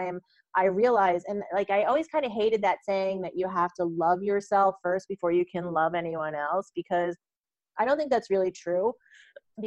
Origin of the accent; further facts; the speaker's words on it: United States; I grew up in the United States